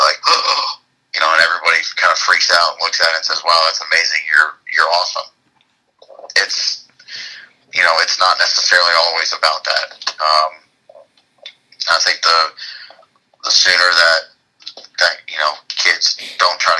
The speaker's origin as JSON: {"language": "English", "region": "Florida", "country": "United States", "tie": "born or raised there", "said": "I was born in Florida. Born and raised, lived there my entire life"}